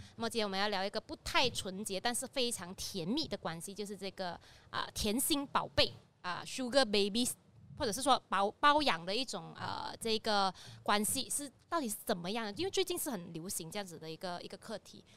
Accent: Ipoh, Perak, Malaysia; 我来自医保嘛

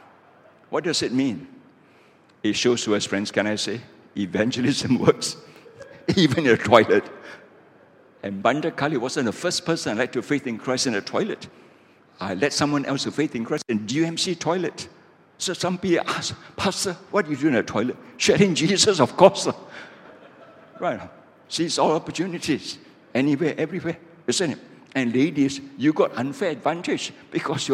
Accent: Malaysia; I'm a pastor from Malaysia

